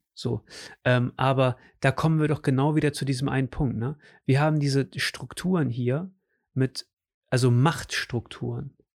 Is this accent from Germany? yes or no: yes; Germany; also born or lived in Portugal; Ich bin Deutscher